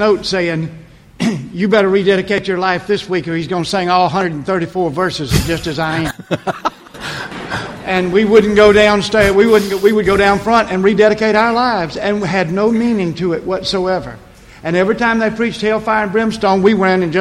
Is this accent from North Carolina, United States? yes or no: no; Prichard, Alabama, United States; I grew up in Pritchard